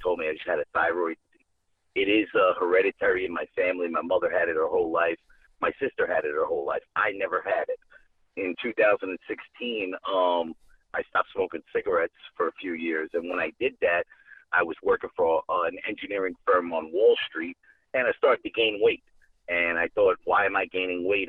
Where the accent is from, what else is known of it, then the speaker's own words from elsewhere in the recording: New York City, New York, United States; moved away as an adult; now in Georgia, United States; I'm actually from the Bronx. I'm from New York City.